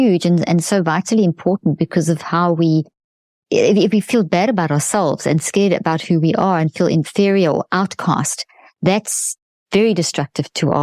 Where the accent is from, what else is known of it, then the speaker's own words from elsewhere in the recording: South Africa; I come from South Africa